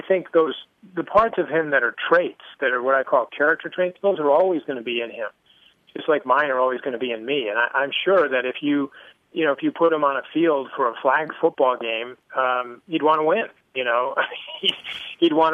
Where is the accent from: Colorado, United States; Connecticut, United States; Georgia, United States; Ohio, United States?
Connecticut, United States; I grew up in Connecticut.